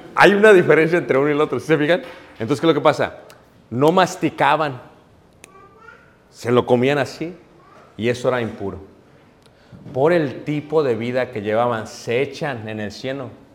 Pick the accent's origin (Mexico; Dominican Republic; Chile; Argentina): Mexico; como mexicanos